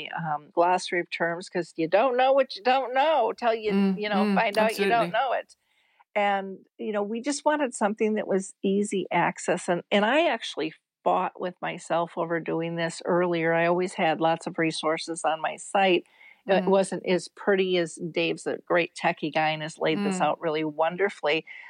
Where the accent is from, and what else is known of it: United States